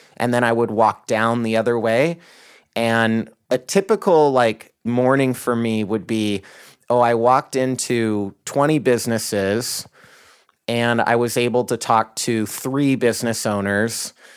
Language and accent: English; Idaho, United States; now in Seattle, United States; I grew up in Idaho, in a conservative Christian family